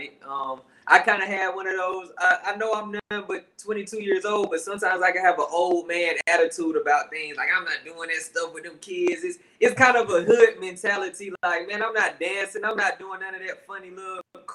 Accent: Georgia, United States; also born or lived in Compton, California; I was actually born in Compton and I grew up in Georgia.

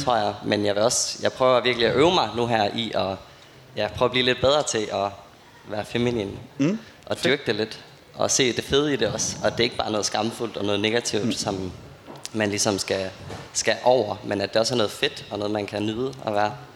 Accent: Aarhus, Central Denmark Region, Denmark; jeg kommer jo fra Aarhus

